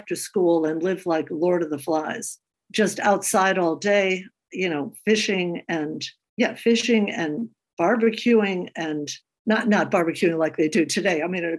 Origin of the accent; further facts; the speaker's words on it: Forestville, Connecticut, United States; We grew up in Connecticut, Forestville, Connecticut, a little tiny town. My father was born at the bottom of the hill, lived in the middle of the hill until he was 41, and then he married my mother, moved to the top of the hill, and had 9 children.